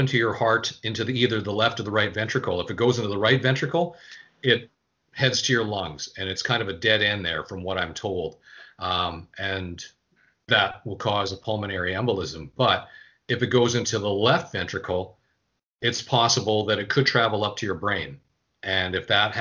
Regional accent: Winnipeg, Manitoba, Canada; now in Quebec, Canada; my hometown of Winnipeg

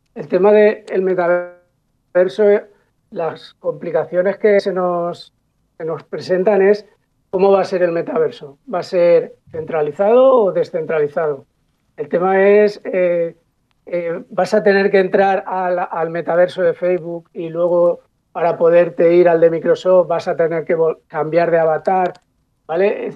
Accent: Paterna, Valencian Community, Spain; mi pueblo, que yo soy de Paterna

